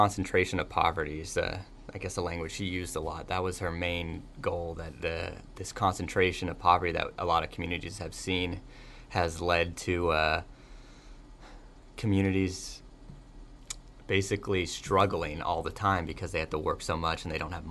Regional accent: California, United States; moved away as an adult; also born or lived in Boston; now in Pittsburgh, United States; I'm from California

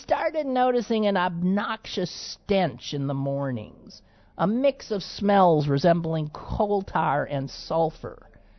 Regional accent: Midwest, United States; I'm so proud. And I'm a hick from the Midwest.

